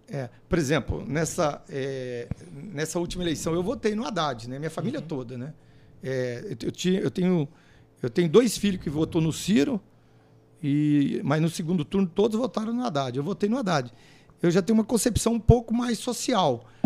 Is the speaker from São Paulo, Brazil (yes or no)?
no; Londrina, Paraná, Brazil; Eu nasci em Londrina